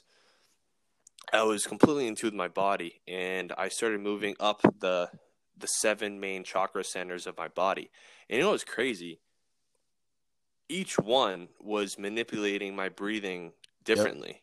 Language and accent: English; Massachusetts, United States; now in Florida, United States; I'm from Massachusetts